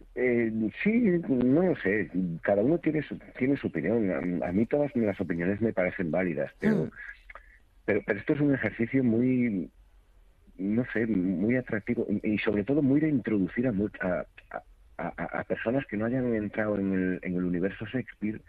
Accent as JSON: {"language": "Spanish", "area": "Rías Baixas", "region": "Galicia", "country": "Spain", "said": "yo soy de las Rías Baixas eh, y tengo un acento completamente diferente al que es de la Mariña Lucense"}